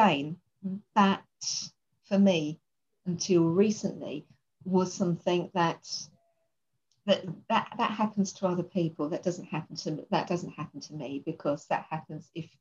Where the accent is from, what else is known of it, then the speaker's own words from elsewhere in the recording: London, United Kingdom; I come from East London and probably say, you know, quite a poor part of East London.